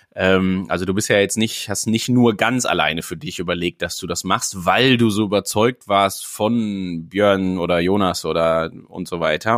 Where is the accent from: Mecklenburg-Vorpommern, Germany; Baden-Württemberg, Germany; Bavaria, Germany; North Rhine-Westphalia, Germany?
North Rhine-Westphalia, Germany; Sauerland; now in Elmshorn, Germany; als gebürtiger Sauerländer